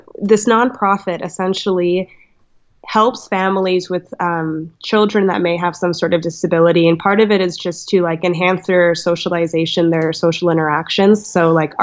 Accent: Montana, United States; I'm from Montana.

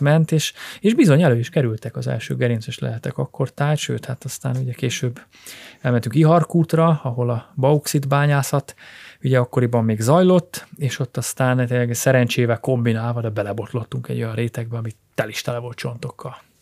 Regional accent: Ajka, Veszprém County, Hungary; a szülővárosomtól, Ajkától pár kilométer

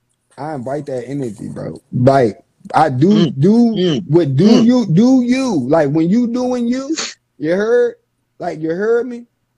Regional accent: Virginia, United States; Like, I'm from Virginia.

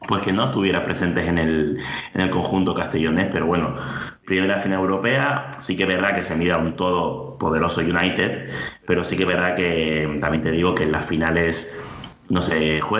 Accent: Spain

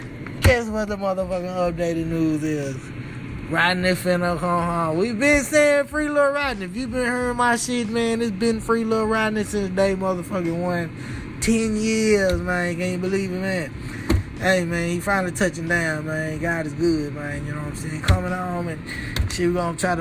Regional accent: Dallas, Texas, United States; my Dallas background

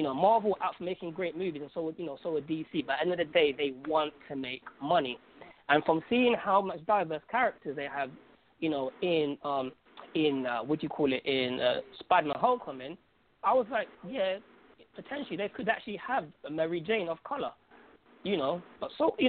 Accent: Algeria; I'm from Algeria, I'm from North Africa, so I get to see people of my color

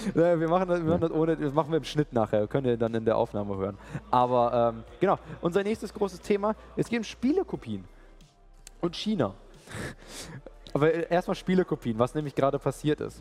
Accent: Germany; wir Deutsche

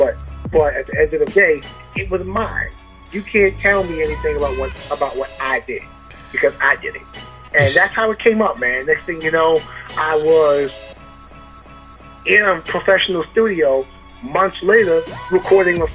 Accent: Amityville, New York, United States; I'm from Amityville

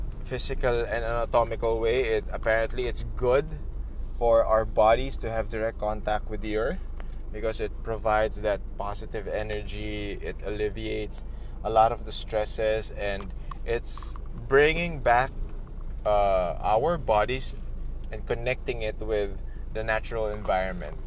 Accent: Philippines; my country, in my hometown, in my homeland

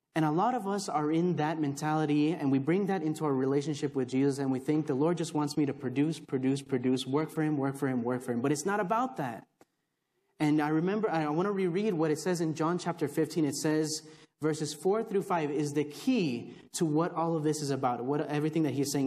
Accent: Texas, United States; also born or lived in Chicago, Illinois; I was born in Chicago, raised in Texas, uh, so I know more here than I do there

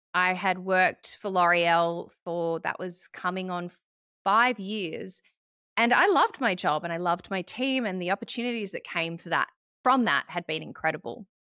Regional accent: Melbourne, Victoria, Australia; moved away as an adult; also born or lived in Sydney; I moved back to Melbourne, which was my hometown

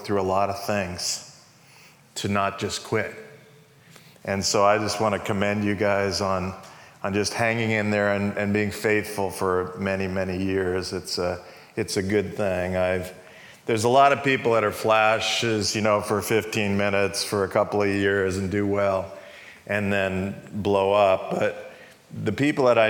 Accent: New York, United States; moved away as an adult; also born or lived in California; I moved from New York, where I grew up, to California

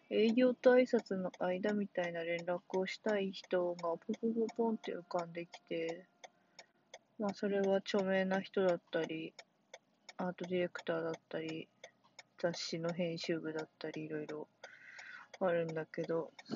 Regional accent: Sendai, Miyagi, Japan; now in Tokyo, Japan; 自分のふるさとが仙台で、よかったな。

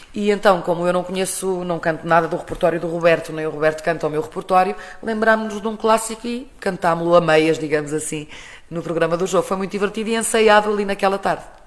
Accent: Portugal; sou portuguesa

